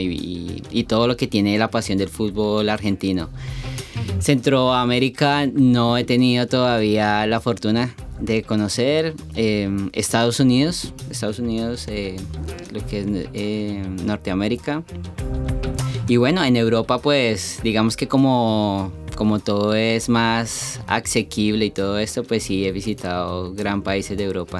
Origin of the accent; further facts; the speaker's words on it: Colombia; moved away; also born or lived in United States; nací en Colombia